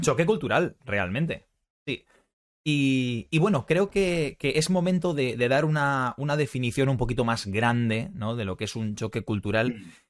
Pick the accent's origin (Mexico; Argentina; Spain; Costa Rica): Spain; somos españoles